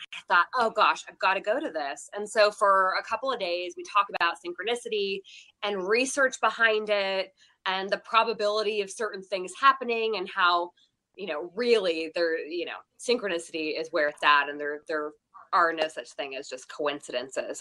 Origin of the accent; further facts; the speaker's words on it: Seattle, Washington, United States; also born or lived in Texas; now in Las Vegas, United States; I grew up in Seattle